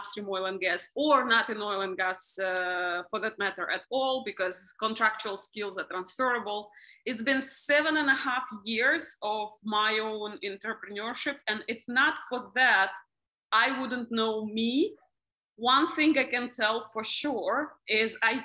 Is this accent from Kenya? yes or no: no; Russia; moved away as an adult; now in Dubai, United Arab Emirates; I'm originally from Russia. I live in Dubai for the last almost 10 years.